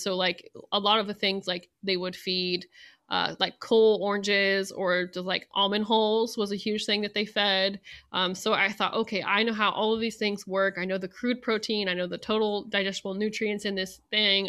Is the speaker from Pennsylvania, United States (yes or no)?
no; Central Valley of California, United States; moved away as an adult; also born or lived in Idaho / Saint Kitts; now in Manhattan, Kansas, United States; where I'm from and in, uh, in the Central Valley of California, we're thirty miles from the Sierra Nevada Mountains